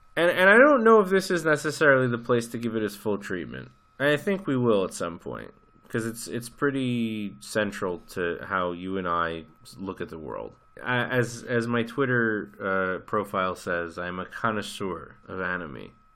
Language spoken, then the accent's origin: English; United States; you and I grew up in America